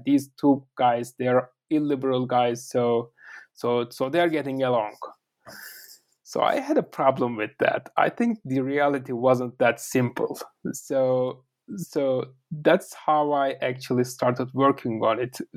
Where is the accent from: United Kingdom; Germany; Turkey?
Turkey; first language Turkish; English is a second language; moved away as an adult; also born or lived in United States / Russia; I'm actually from Turkey. Uh, I was born and raised uh, there